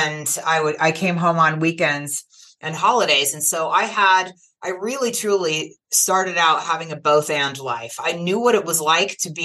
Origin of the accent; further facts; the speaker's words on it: California, United States; I was born in California in the late 1960s to two teenagers who were not able to marry